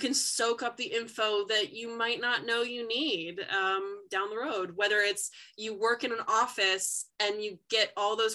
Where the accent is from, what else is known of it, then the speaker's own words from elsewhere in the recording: New Jersey, United States; I'm from New Jersey, I went to public school the whole way through